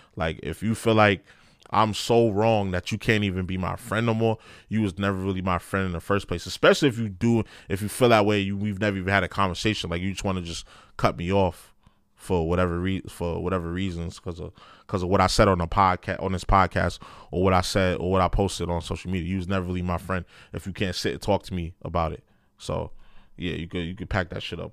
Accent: New York City, New York, United States; I grew up in New York City public school.

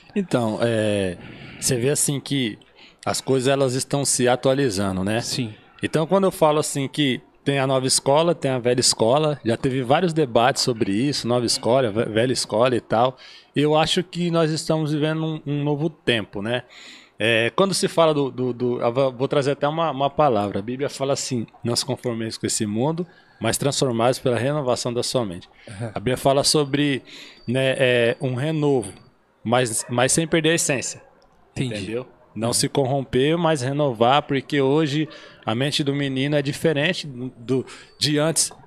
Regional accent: Caraguatatuba, São Paulo, Brazil; moved away as an adult; now in São José dos Campos, Brazil; Nasci em Caraguatatuba, ali foi toda a minha trajetória

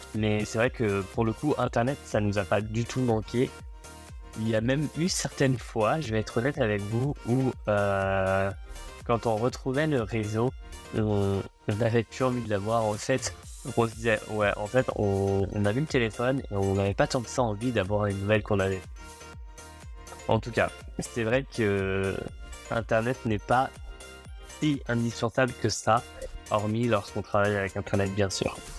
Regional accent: France; on est français

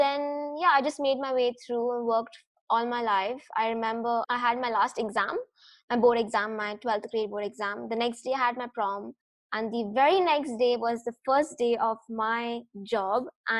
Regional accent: Dubai, United Arab Emirates; So I'm just a typical Desi girl who was obviously born and brought up in Dubai, just like Bushra. And my parents were obviously expats who came in Dubai

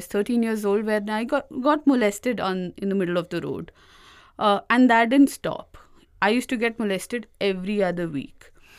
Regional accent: Uttar Pradesh, India; And all of this got answered when I was living in my hometown. It's mm-hmm. a small town in UP

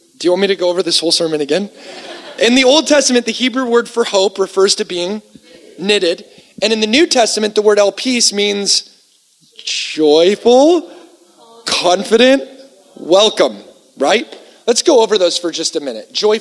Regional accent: United States; being an American

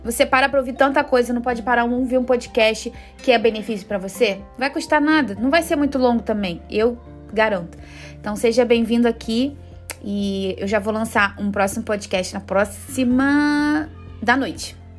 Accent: Teresópolis, Rio de Janeiro, Brazil; sou natural de Teresópolis

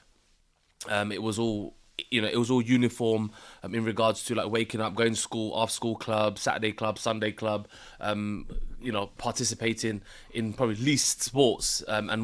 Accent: London, United Kingdom; I grew up in Hackney in North London, so North East London

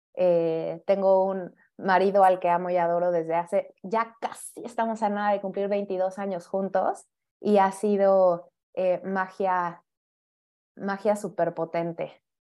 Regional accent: Mexico City, Mexico; yo también soy de la Ciudad de México

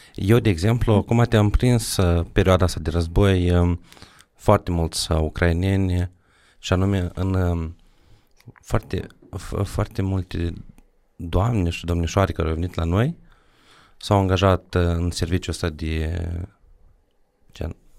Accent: Drochia, Moldova; eu la Drochea

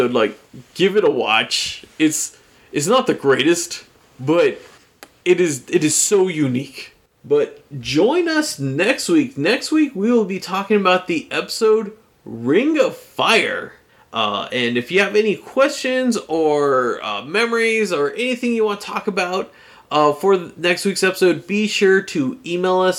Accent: United States; he knew I was from America

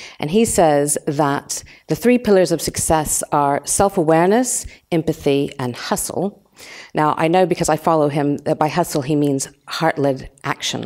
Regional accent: United States; moved away as an adult; now in London, United Kingdom; I'm American, and I just landed in London about 30, it was actually 31 years ago

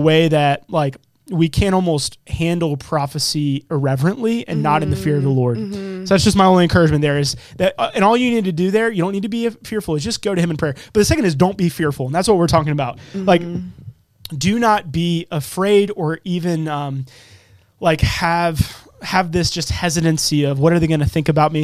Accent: Charlotte, North Carolina, United States; accent: Southern; I'm from Charlotte and my dad's from Jersey. So I feel like I've got some like Southern in me

